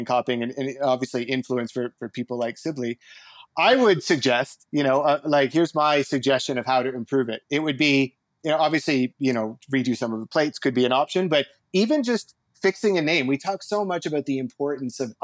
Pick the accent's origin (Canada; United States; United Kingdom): Canada; Ontario; moved away; also born or lived in Canadian prairies; growing up in Ontario and birding right across the country